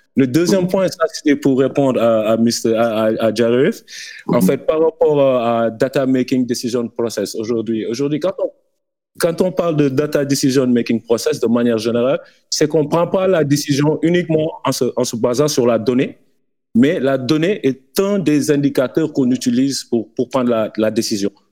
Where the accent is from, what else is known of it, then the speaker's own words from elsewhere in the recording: Dakar, Senegal; chez nous, à Dakar et en, Afrique